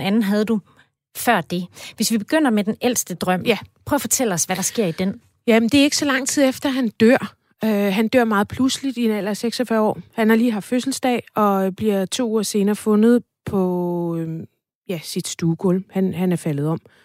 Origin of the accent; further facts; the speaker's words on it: Farum, Capital Region of Denmark, Denmark; Jeg voksede op i Farum i området, der hedder Stavnsholm